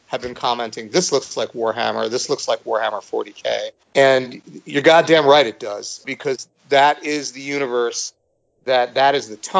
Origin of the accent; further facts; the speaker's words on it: United States; as an American, as a Westerner